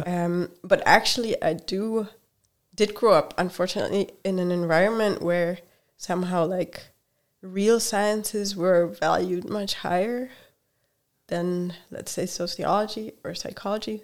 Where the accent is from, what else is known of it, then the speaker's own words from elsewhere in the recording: Hungary; English is a second language; moved away; also born or lived in Germany; I grew up in Hungary